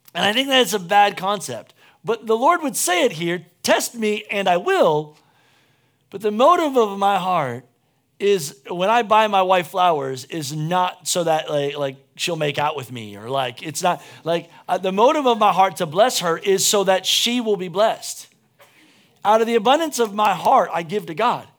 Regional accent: United States; as an American

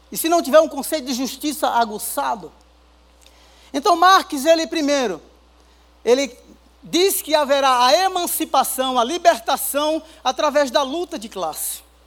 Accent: Northeast Region, Brazil; also born or lived in England; now in São Paulo, Brazil; sou lá do Nordeste

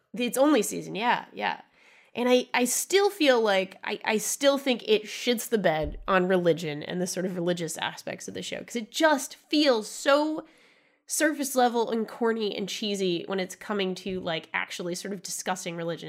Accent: Rhode Island, United States; I'm from Rhode Island, of course.

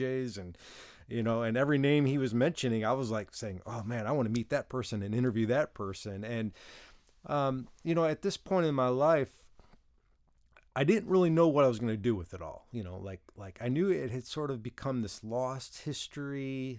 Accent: Detroit, Michigan, United States; now in Nashville, United States; I'm originally from Detroit

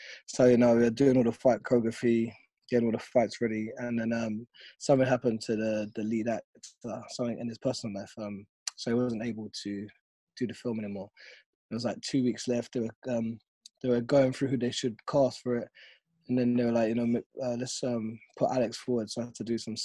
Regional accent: London, United Kingdom; my hometown

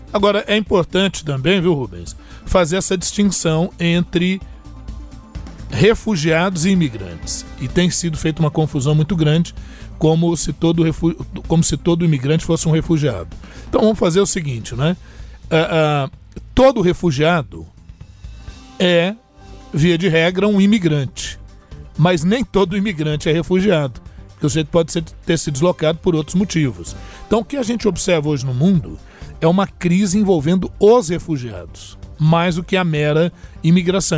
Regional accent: Brazil; Nós, como brasileiros

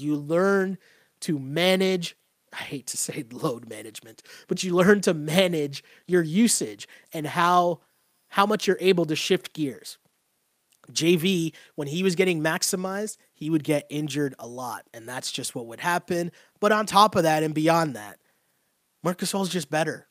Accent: Toronto, Ontario, Canada; I grew up in Toronto.

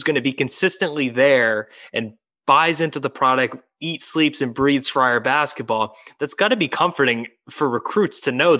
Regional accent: Rhode Island, United States; going to high school, even going middle school and growing up in Rhode Island

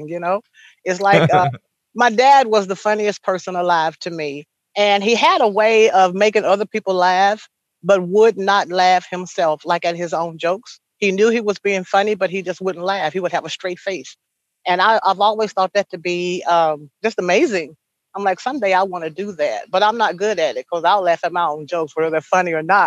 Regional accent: Ridgely, Tennessee, United States; I was born and raised in Lake County in Ridgely, Tennessee, not too far from here

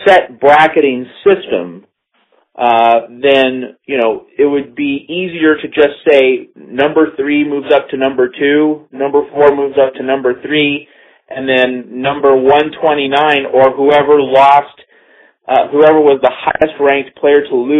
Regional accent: United States; as an American

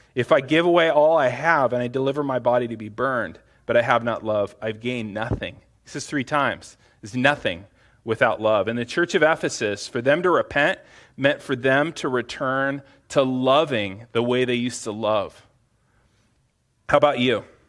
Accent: United States; as American Christians

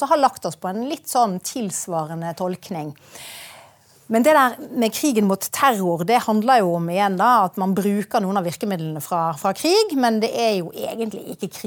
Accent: Bergen, Vestland, Norway; Det er mange år siden jeg har bodd i Bergen nå, da.

